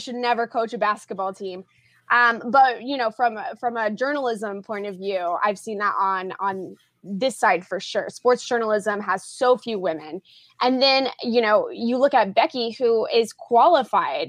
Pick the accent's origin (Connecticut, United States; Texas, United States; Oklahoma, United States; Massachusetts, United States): Oklahoma, United States; Tulsa; also born or lived in Brooklyn, New York; now in New York, United States; I'm currently based out of Brooklyn, New York, but I am from the Tulsa, Oklahoma area.